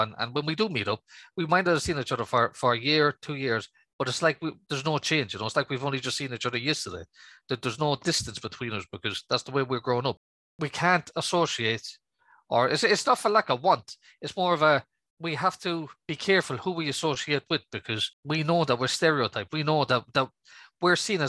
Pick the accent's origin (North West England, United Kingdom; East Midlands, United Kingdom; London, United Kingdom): North West England, United Kingdom; Manchester; I was born just outside Manchester